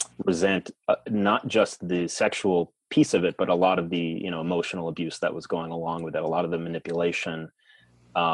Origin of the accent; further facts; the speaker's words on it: Long Island, New York, United States; moved away as an adult; also born or lived in New Mexico; I grew up in New York on Long Island.